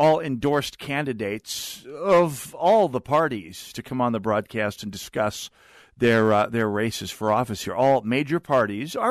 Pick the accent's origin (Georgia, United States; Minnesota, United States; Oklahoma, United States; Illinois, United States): Minnesota, United States; St. Paul; I'm from St. Paul